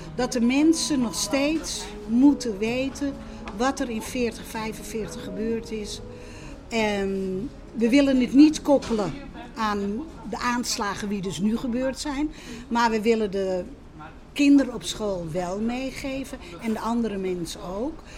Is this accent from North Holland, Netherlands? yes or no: yes; Amsterdam, North Holland, Netherlands; also born or lived in Westerbork; ik ben geboren in de Zwanenburgerstraat, dus midden in de Jodenbuurt